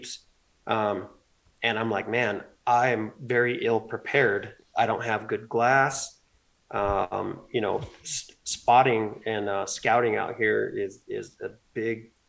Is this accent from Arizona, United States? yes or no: yes; Arizona, United States; moved away; also born or lived in East Coast / Virginia; It was 2013 when I transitioned from the East Coast back to my home state of Arizona.